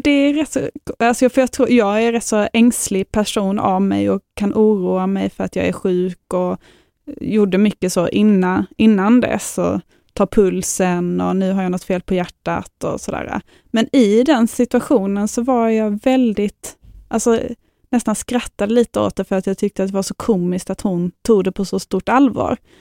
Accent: Lund, Skåne, Sweden; Jag bor här i Lund och jag är från Lund

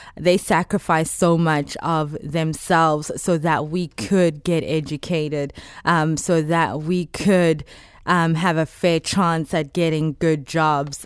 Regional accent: Johannesburg, Gauteng, South Africa; moved away; I'm from South Africa, Johannesburg

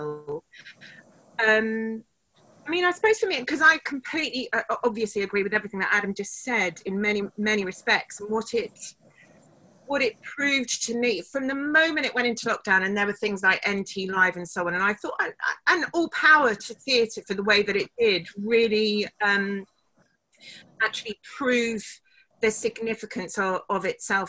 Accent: United Kingdom; we're British

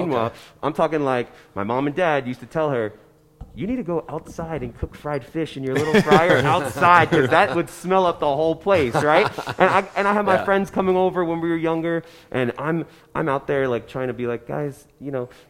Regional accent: New Jersey, United States; I'm from New Jersey.

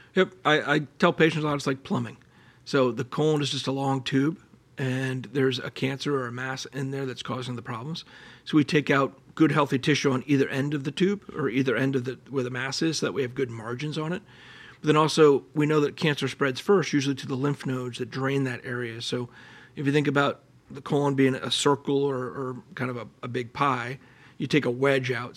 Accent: Allentown, Pennsylvania, United States; moved away; I grew up in Allentown, Pennsylvania, which is a great place

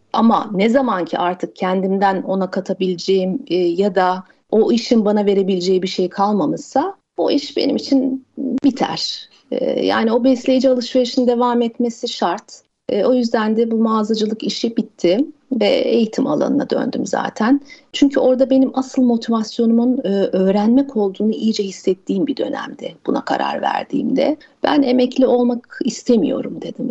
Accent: Mersin, Turkey; Mersin'de büyüdüm ben

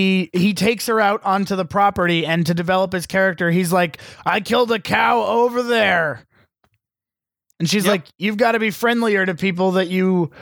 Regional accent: Long Island, New York, United States; I'm from Long Island.

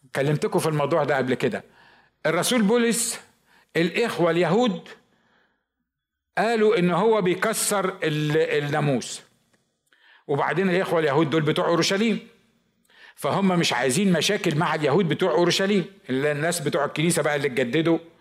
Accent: Upper Egypt, Egypt; عندنا في الصعيد

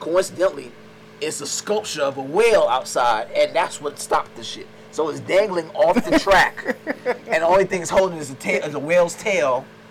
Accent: New York, United States; moved away; I'm from the South Bronx

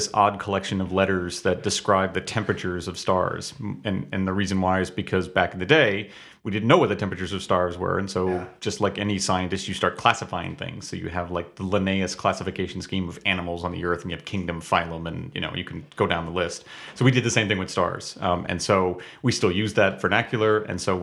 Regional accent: Ludlow, Massachusetts, United States; moved away as an adult; also born or lived in Hawaii; now in Toledo, United States; I'm from Western Massachusetts, a small town named Ludlow

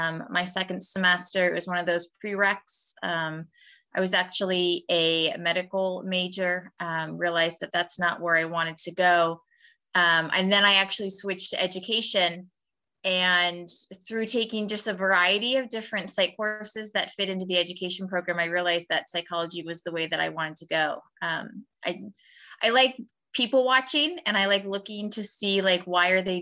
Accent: Erie, Pennsylvania, United States; moved away as an adult; also born or lived in Pittsburgh area; now in York, United States; originally I'm from Erie

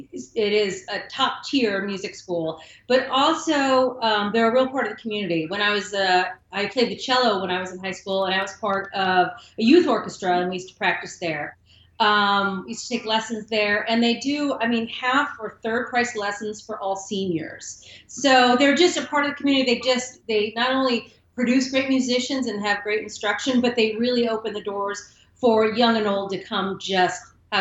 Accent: Rochester, New York, United States; moved away as an adult; also born or lived in Napa; I grew up in Rochester, which is between Syracuse and Buffalo, right under the lake. So we get a lot of lake effects. I grew up around snow.

